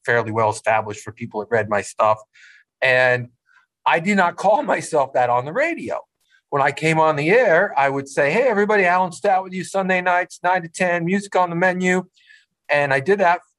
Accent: Wilkes-Barre, Pennsylvania, United States; I was born in Wilkes-Barre at General Hospital

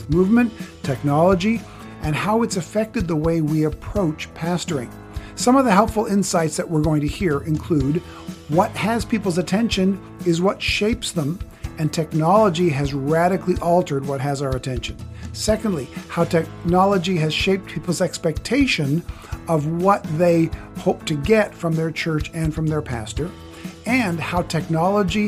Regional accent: Canada; now in California, United States; I live in California. I was raised in Canada

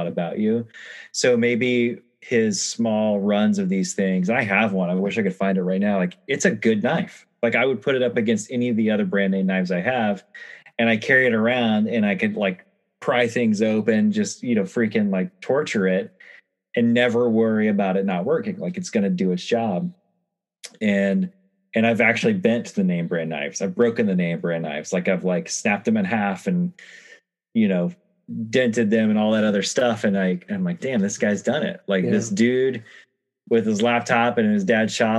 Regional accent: New Mexico, United States; now in Portland, United States; growing up in New Mexico

